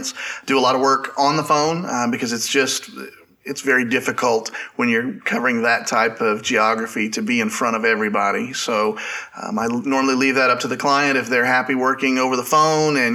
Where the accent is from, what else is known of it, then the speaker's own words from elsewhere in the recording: Southwest Missouri, United States; I grew up in Southwest Missouri, which is where I still am today.